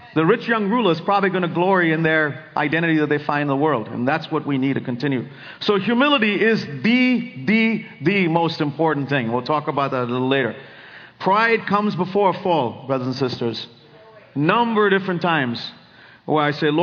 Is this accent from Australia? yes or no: no; India; now in Silicon Valley, United States; I grew up in India